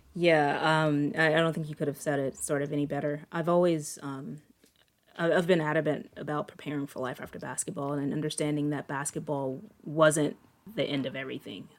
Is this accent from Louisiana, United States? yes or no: yes; Shreveport, Louisiana, United States; moved away as an adult; also born or lived in North Carolina; I grew up in Northwest Louisiana.